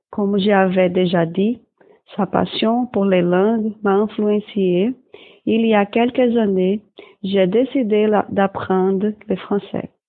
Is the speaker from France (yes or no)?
no; Brazil; French is a second language; Je suis brésilien.